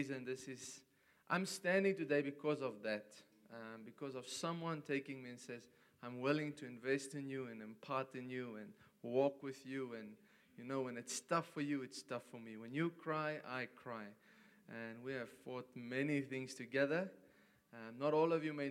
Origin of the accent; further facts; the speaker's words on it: South Africa; I come from South Africa